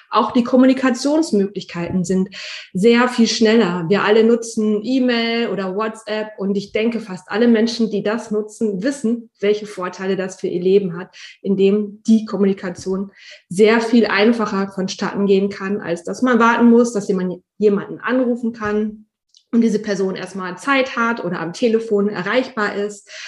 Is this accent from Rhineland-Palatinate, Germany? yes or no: no; North Rhine-Westphalia, Germany; now in Münster, Germany; Ich bin hier in Münster Aufgewachsen bin ich aber tatsächlich im Kreis Höxter